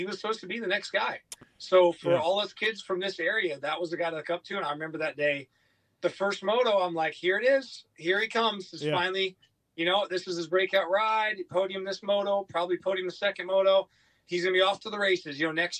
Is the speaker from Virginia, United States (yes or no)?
no; upstate New York, United States; growing up in New York